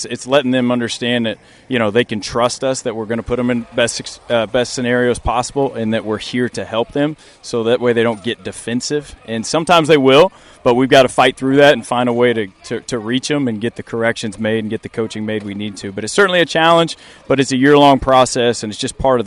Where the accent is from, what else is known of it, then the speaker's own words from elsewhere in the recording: Kansas, United States; moved away as an adult; now in Norfolk, United States; a Kansas kid, growing up in the Midwest